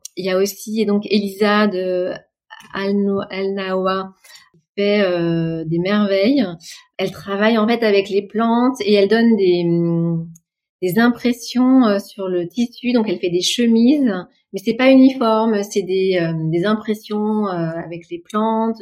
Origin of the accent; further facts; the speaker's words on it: France; chez nous en France